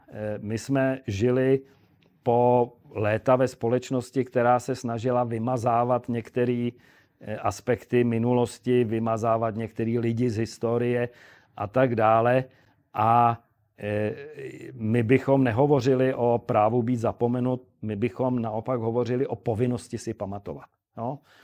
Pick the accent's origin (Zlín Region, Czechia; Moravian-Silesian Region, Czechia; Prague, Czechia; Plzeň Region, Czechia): Prague, Czechia; já jsem Pražák starý